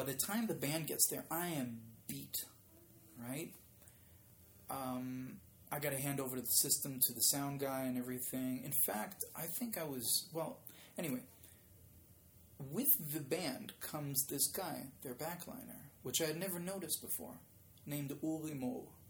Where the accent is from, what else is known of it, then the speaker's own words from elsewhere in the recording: Israel; English is a second language; You know, I don't sound like I'm from Israel, but English was not a language I spoke right.